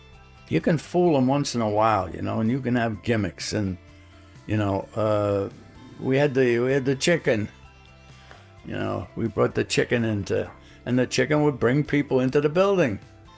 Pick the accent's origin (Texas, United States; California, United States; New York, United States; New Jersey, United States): New York, United States; New York City; moved away as an adult; We're from Brooklyn, New York.